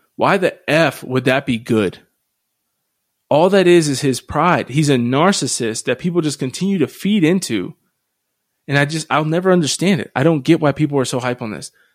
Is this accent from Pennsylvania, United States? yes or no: yes; Harrisville, Pennsylvania, United States; moved away; where I grew up in Harrisville, Pennsylvania, the diocese is dying